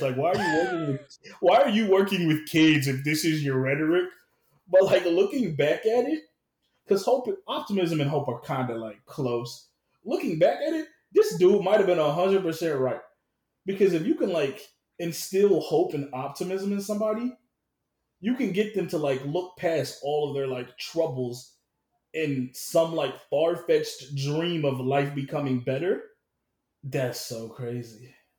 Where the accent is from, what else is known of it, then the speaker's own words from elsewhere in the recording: the South, United States; I'm definitely from the South. We were raised a little different than some other people